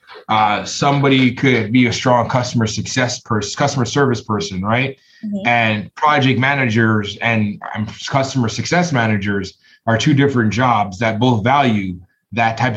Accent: Toronto, Ontario, Canada; I'm from Toronto

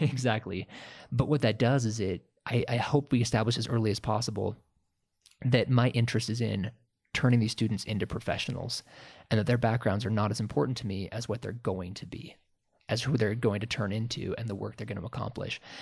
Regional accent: Sandpoint, Idaho, United States; moved away; I grew up in Sandpoint, Idaho

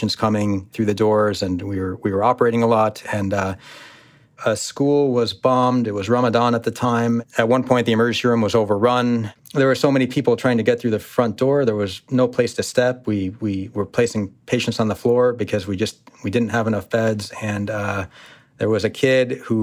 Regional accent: United States; Being an American, being born and raised with the luxuries of being a United States citizen

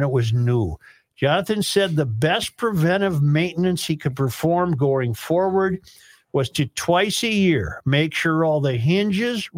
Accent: Minnesota, United States; I'm from Minnesota

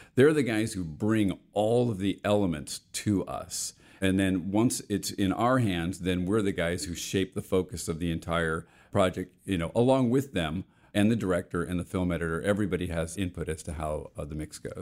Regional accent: Los Angeles, California, United States; also born or lived in Bethpage, Long Island, New York; I grew up in the west end of the San Fernando Valley in the sixties

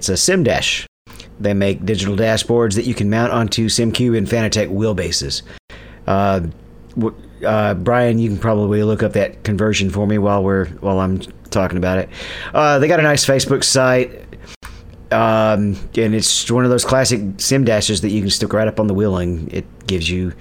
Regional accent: United States; We're American

